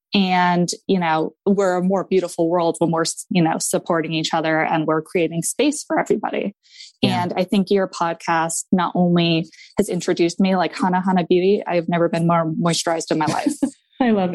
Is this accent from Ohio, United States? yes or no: no; Maine, United States; I am from Maine